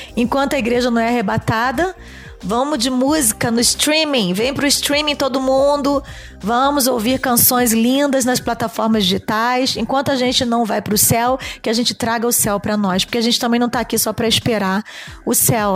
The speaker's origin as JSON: {"language": "Portuguese", "region": "Rio de Janeiro", "country": "Brazil", "tie": "born or raised there", "also_born_or_lived": "Fortaleza, Ceará", "said": "Eu sou nordestina. Eu vim de Fortaleza com 4 anos de idade, morar no Rio de Janeiro"}